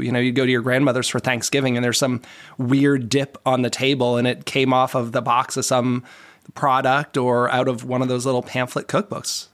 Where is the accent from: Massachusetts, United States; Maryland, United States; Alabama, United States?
Massachusetts, United States; Boston; moved away; also born or lived in Lancaster, Pennsylvania; I'm from the Boston area originally